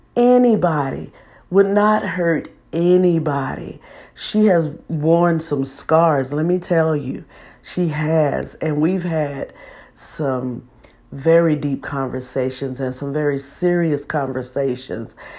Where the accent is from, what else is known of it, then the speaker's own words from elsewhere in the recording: Texas, United States; I'm from Texas